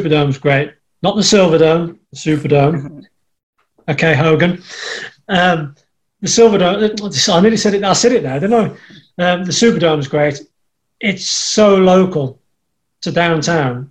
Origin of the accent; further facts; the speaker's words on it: Birmingham, West Midlands, United Kingdom; accent: Black Country; the black country accent, the dialect that we've got over here